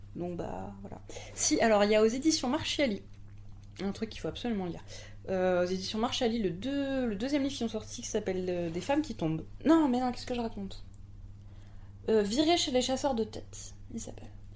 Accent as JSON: {"language": "French", "country": "France", "accent": "French accent (in English)"}